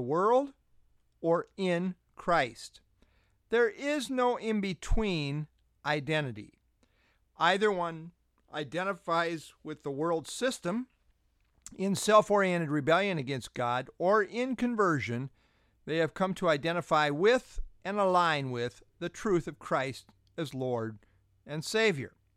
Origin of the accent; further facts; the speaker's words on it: United States; I identify as an American